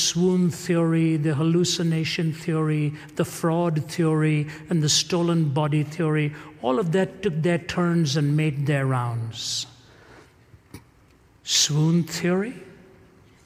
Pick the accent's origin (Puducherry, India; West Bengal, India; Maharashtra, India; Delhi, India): Delhi, India; moved away; I come from India. My father was from Kerala. My mother was from Chennai. I was raised in Delhi.